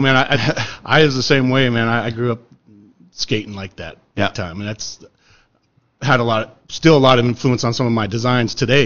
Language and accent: English; Utah, United States; I grew up in Utah